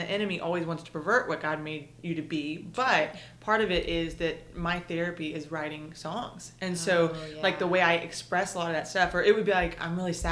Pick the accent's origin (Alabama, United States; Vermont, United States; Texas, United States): Texas, United States; East; also born or lived in Murfreesboro, Tennessee; now in Nashville area, United States; I grew up in East Texas